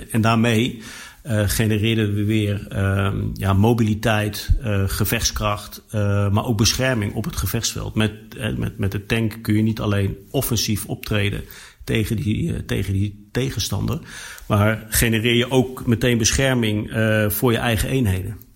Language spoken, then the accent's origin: Dutch; Netherlands; En wij hebben als Nederlanders gezegd, wij willen daar graag aan meedoen...